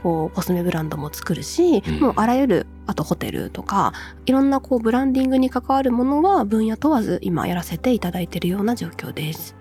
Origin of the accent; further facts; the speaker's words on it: Wakayama countryside, Japan; moved away as an adult; also born or lived in Tokyo; 和歌山の田舎から出てきたばかり